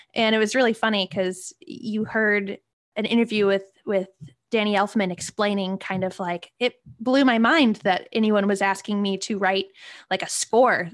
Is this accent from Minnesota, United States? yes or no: no; Long Beach, California, United States; growing up in Long Beach